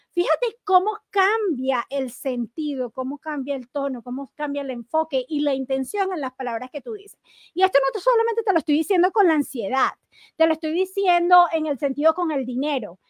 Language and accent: Spanish; Venezuela; moved away; cuando yo estaba en Venezuela